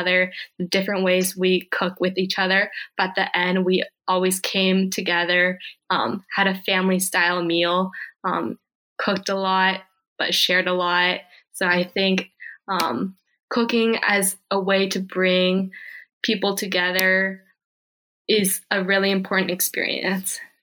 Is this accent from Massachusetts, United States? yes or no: no; Bay Area, Northern California, United States; also born or lived in South Korea; I grew up in the Bay mm-hmm. Area